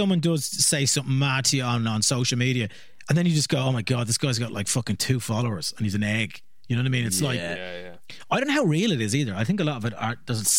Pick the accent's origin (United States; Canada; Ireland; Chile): Ireland; Because like I think the first time as an Irish comedian when you go to England's a really tough gig.